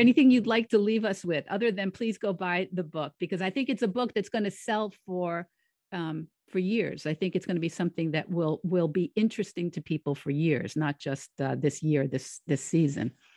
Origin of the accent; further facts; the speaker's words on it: near the Connecticut River, New England, United States; also born or lived in Florida / Rhode Island; I grew up near the Connecticut River. I still live near the Connecticut River